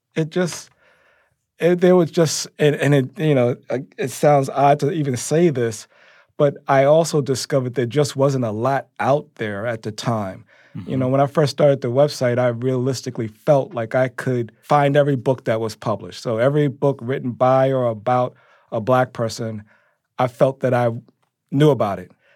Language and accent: English; New York City, New York, United States; I grew up in Harlem